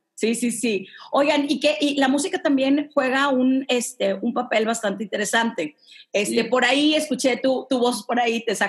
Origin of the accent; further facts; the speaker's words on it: Mexico City, Mexico; yo que soy de la Roma y vivo en la Roma, en Ciudad de México